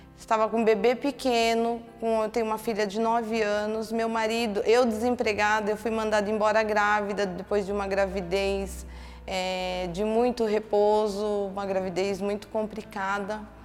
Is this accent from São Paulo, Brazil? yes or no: yes; Santana de Parnaíba, São Paulo, Brazil; eu sou de Santana de Parnaíba.